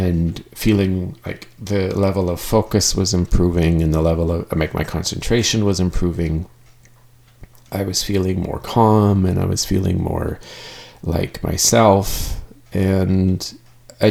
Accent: Canada; I am Canadian

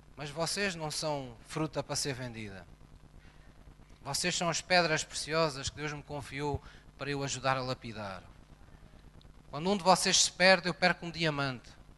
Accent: Portugal; quando nascemos em Portugal, recebemos uma nova cidadania

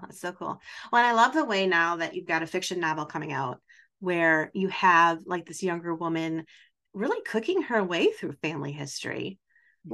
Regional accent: Wisconsin, United States; I'm also from Wisconsin

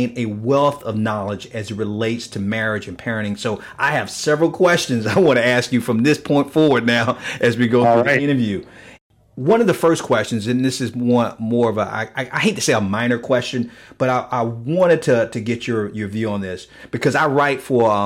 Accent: Miami, Florida, United States; I grew up in Liberty City in Miami

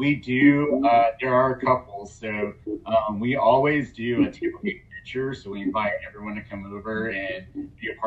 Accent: Atlanta, Georgia, United States; I grew up in Atlanta playing soccer

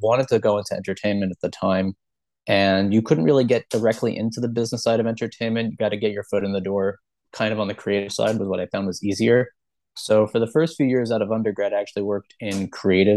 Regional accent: Five Towns, New York, United States; also born or lived in Ithaca, New York; now in Syracuse, United States; I grew up in the Five Towns

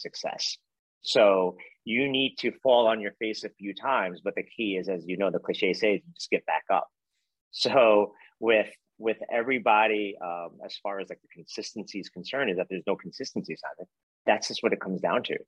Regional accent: New York City, New York, United States; growing up in Brooklyn, New York

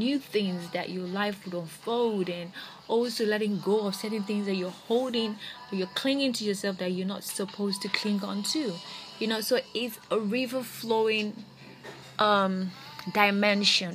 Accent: Nigeria; being in Nigeria, being a Nigerian, being an African, and being a lesbian is never pretty.

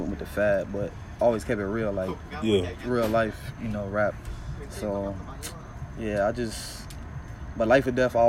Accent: Kansas City, Missouri, United States; You know, growing up in Kansas City, my mentality for sure is affected.

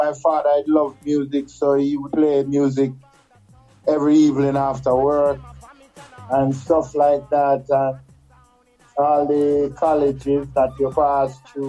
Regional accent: Kingston, Jamaica; I was born in Jamaica in 1962 in Kingston in a little lane called Rose Lane, just behind the Jubilee Hospital.

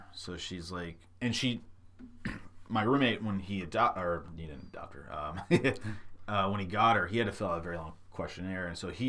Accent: Midwest, United States; now in San Diego, United States; growing up in the Midwest, like every news station would have their own their take on what kind of weather service they provided

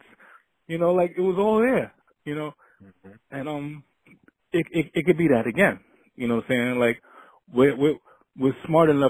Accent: New York City, New York, United States; also born or lived in Flushing, Queens; I'm from Astoria Project. That's in Astoria. And my grandparents on the Spanish side lived in the Bland and Flushing. So I was always between the two.

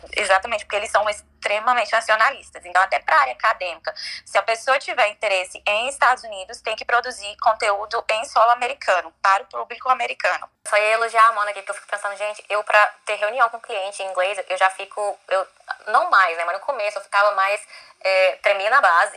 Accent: Brazil; now in United States; nós brasileiros somos uma cultura muito mais leve

